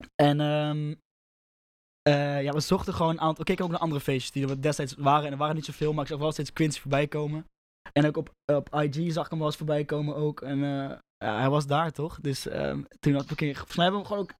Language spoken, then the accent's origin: Dutch; Rotterdam, South Holland, Netherlands; ik kom uit Roffa